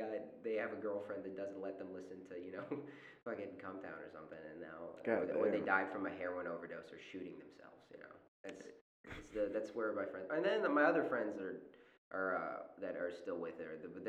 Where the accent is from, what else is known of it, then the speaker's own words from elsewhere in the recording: Charlotte, North Carolina, United States; I grew up in Charlotte